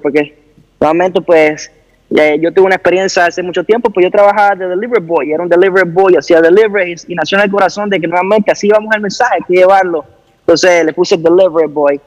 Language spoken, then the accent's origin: Spanish; Honduras; soy un joven de Honduras